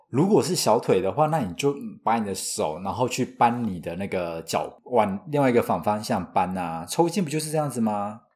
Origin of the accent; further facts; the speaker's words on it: Taiwan; 我是土生土长没离开过亚洲，超 local 的